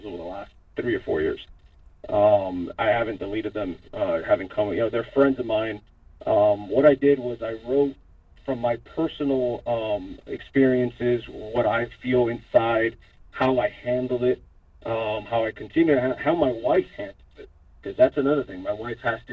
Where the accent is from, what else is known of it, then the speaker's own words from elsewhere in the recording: Hialeah, Florida, United States; I was born and raised in Hialeah